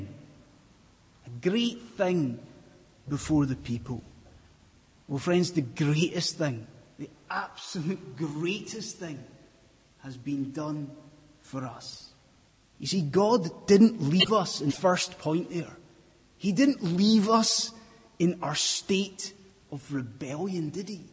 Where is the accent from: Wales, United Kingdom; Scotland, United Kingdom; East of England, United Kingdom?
Scotland, United Kingdom; I'm from Scotland